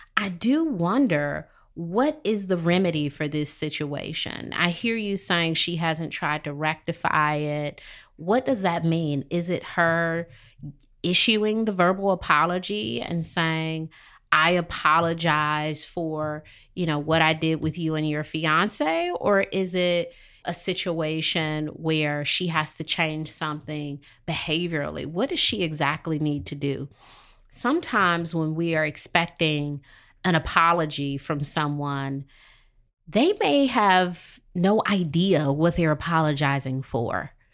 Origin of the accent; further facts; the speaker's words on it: Detroit, Michigan, United States; moved away as an adult; now in Charlotte, United States; I'm from Detroit